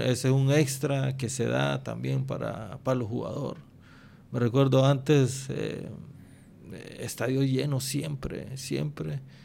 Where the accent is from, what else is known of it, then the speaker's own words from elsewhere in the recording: Honduras; uno como hondureño